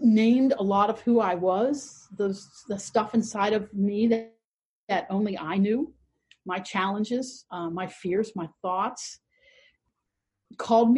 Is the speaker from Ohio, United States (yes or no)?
yes; Columbus, Ohio, United States; I was raised primarily in the Jewish community of Bexley and Eastmore in Columbus, Ohio